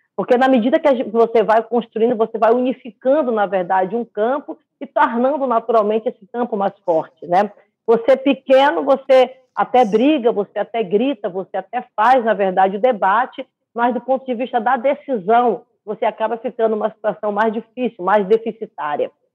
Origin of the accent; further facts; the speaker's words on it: Brazil; Eu sou brasileira